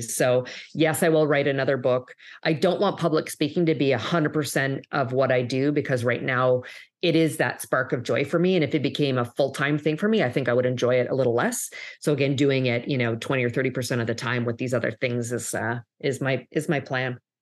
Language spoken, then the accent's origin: English; Canada; now in United States; if you'll hear maybe a bit of an accent, I'm actually originally from Canada, um, but have lived and worked in, in the U S, um, for many years